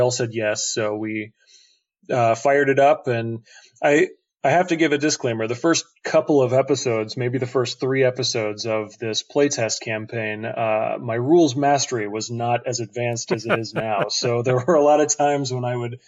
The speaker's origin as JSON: {"language": "English", "region": "southern Missouri", "country": "United States", "tie": "born or raised there", "moved": "as an adult", "lives_now": "Chicago, United States", "said": "I had just moved away from my hometown in southern Missouri"}